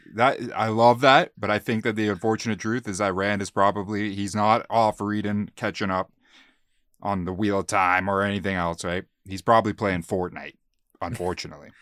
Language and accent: English; Calgary, Alberta, Canada; we're from Calgary